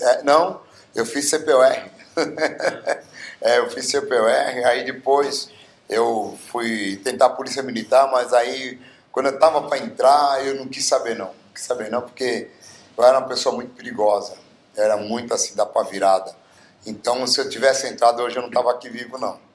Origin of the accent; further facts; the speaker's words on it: Bauru, São Paulo, Brazil; eu sou nascido em Bauru, na cidade de Bauru, a cidade mais linda